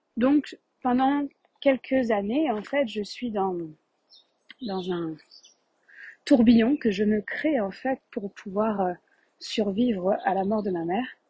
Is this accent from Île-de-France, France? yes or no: yes; Paris region, Île-de-France, France; accent: French; moved away as an adult; also born or lived in Quebec, Canada; je suis née euh, en France de par un père euh, français, marseillais, et une mère québécoise de tête formale. Donc je suis née avec deux passeports, je suis née euh, avec ces deux pays pour patrie. J'ai vécu en France 27 ans, en région parisienne, puis Paris pendant 10 ans